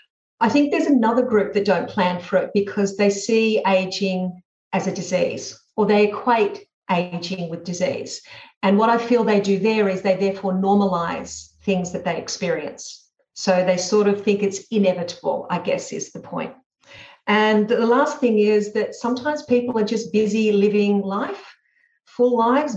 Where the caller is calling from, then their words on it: Sydney, New South Wales, Australia; I'm speaking from Sydney and sunny Australia